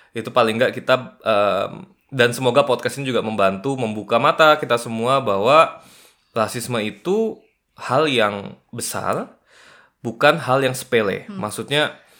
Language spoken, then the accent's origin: Indonesian; Kalimantan, Indonesia